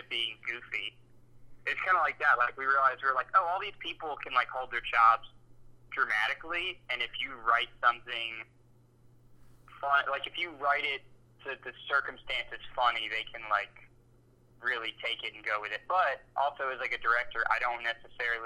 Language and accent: English; Georgia, United States; we're from Georgia